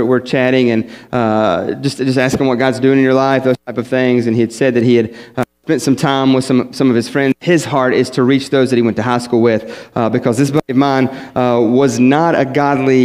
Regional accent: West Virginia, United States; moved away; I was from West Virginia

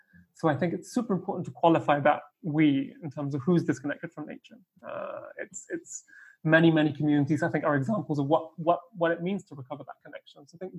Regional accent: Argentina; also born or lived in Russia / United Kingdom; I grew up in Russia, in the UK, and then in Argentina, and was where I spent most of my childhood.

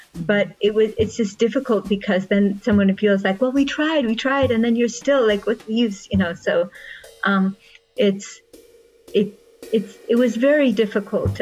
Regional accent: Russia; moved away; I was born in Russia

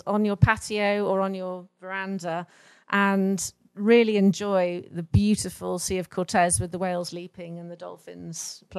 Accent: London, United Kingdom; moved away as an adult; now in Los Barriles, Mexico; I came from London, and it's like a mini London, and just really wanted some space.

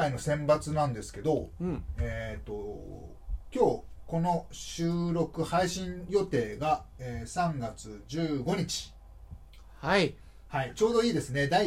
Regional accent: Fukuoka, Japan; 僕の実家があるのは福岡県なんです

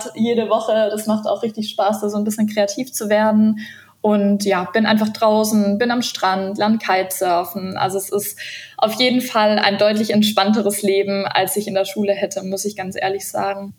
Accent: Stuttgart, Baden-Württemberg, Germany; moved away as an adult; also born or lived in Ludwigsburg / Argentina; now in Patagonia, Argentina; ich bin eigentlich aus Stuttgart

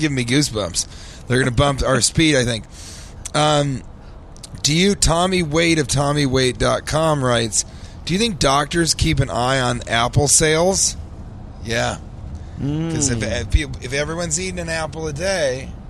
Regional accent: Colorado, United States; it's because I'm from Colorado.

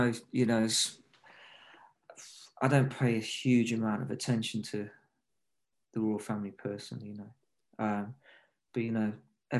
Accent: Nottingham, East Midlands, United Kingdom; now in London, United Kingdom; No. I grew up in Nottingham in the Midlands, actually. And I moved to London, you know, to sort of pursue music more and stuff.

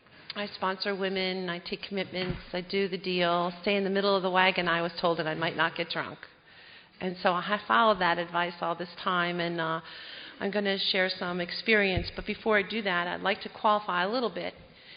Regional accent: Chicago, Illinois, United States; born there; I was born in Chicago. I have a twin brother. We're the oldest of seven kids.

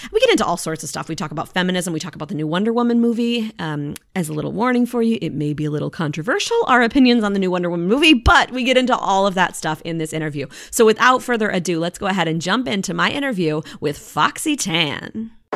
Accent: Eau Claire, Wisconsin, United States; now in Florida, United States; I was born and raised in Eau Claire

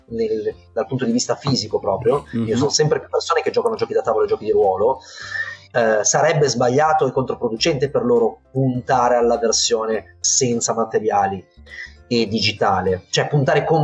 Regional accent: Turin, Piedmont, Italy; È un, è un progetto anche fisico in realtà, che noi eh, siamo di Torino, io con i miei due amici che un po' più da vicino mi danno una mano

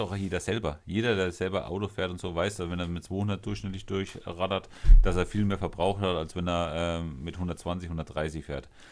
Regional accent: Germany; wir in Deutschland

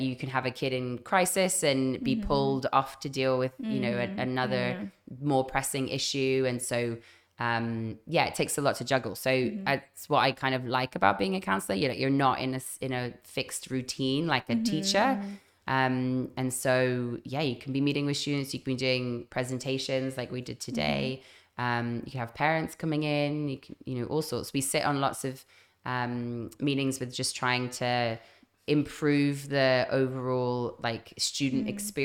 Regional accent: Zimbabwe; moved away as an adult; also born or lived in London / Zambia / Canada; now in Phuket, Thailand; I grew up in Zambia and Zimbabwe

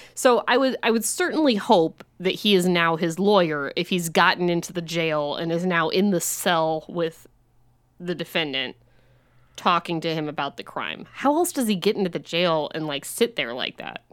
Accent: Illinois, United States; we grew up in Illinois

